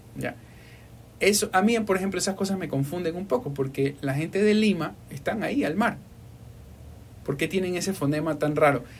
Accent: Ecuador; Y yo le dije, no, Ecuador

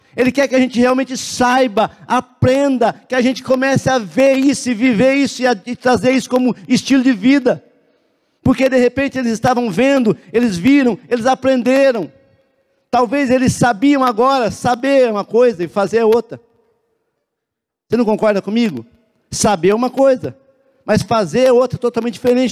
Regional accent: Cianorte, Paraná, Brazil; now in Curitiba, Brazil; Eu, eu sou de Cianorte, né? É lá do pé vermelho

